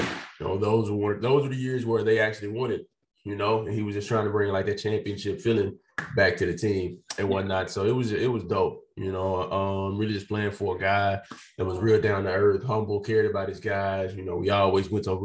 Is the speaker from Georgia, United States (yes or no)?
no; El Dorado, Arkansas, United States; just play for my home state